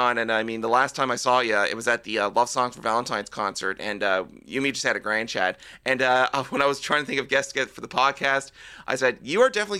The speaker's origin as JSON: {"language": "English", "town": "St. John's", "region": "Newfoundland and Labrador", "country": "Canada", "tie": "born or raised there", "said": "I mean, I grew up in St. John's, Kilbride, farther down when you get into St. John's, when you go into Kilbride and the Ghouls."}